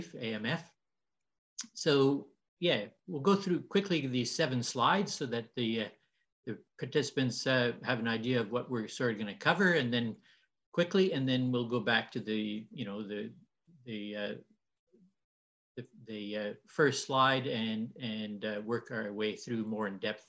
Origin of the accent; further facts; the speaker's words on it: Canada; moved away as an adult; now in Australia; you'll see that I talk funny. I came from Canada 17 years ago today